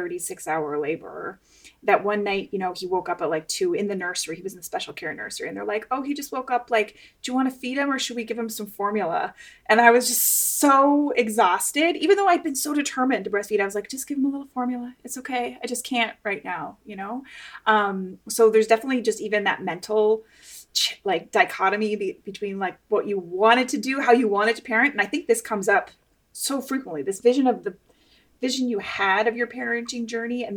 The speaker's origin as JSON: {"language": "English", "country": "Canada", "tie": "born or raised there", "also_born_or_lived": "West Coast, United States", "moved": "yes", "lives_now": "United States", "said": "I grew up in Canada."}